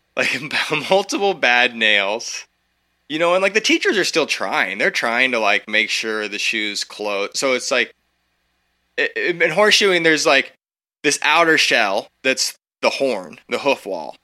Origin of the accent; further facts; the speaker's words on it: Eugene, Oregon, United States; I came from Eugene, like, I grew up in Eugene, Oregon